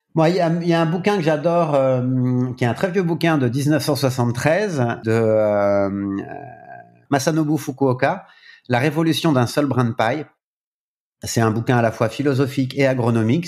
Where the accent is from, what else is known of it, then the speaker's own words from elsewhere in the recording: France; en tant que Français